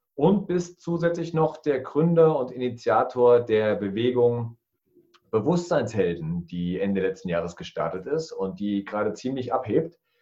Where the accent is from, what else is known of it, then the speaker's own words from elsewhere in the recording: Thuringia, Germany; Ich bin der Thüringer